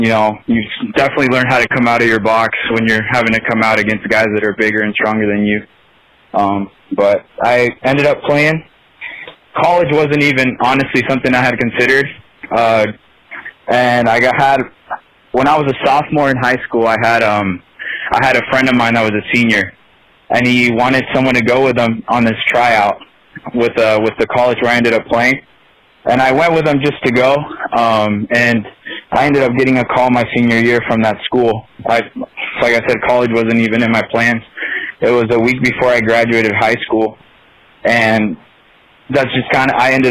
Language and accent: English; Nebraska, United States; moved away as an adult; also born or lived in Turlock, California; now in South Dakota, United States; When I was 8 years old, I moved to Nebraska, and that's where I grew up, most of my life.